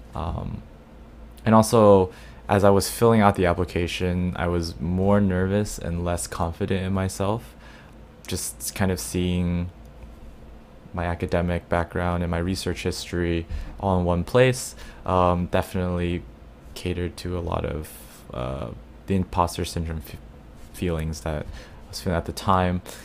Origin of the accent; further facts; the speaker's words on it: Dallas, Texas, United States; now in New York, United States; my hometown in Dallas